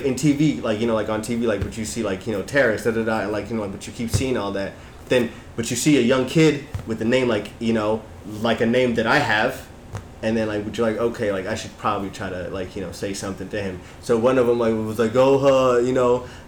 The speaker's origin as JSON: {"language": "English", "region": "Utah", "country": "United States", "tie": "born or raised there", "said": "growing up in Utah"}